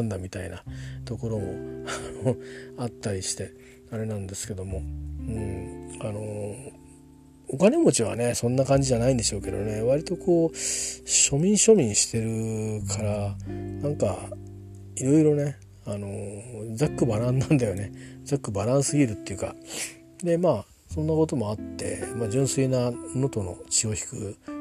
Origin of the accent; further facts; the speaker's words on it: Kanto, Japan; 僕はあの完全に関東人ですけど